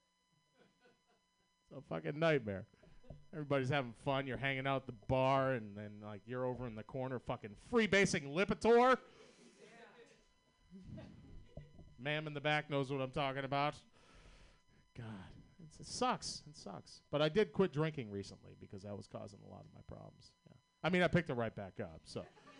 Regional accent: Boston, Massachusetts, United States; accent: Boston; I'm from Boston, Massachusetts.

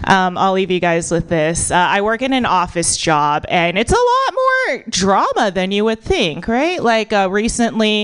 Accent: United States; born or raised there

